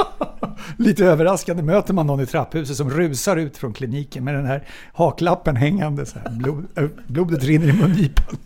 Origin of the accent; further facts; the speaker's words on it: Solna, Stockholm County, Sweden; jag är ju född och uppvuxen på Backvägen i Solna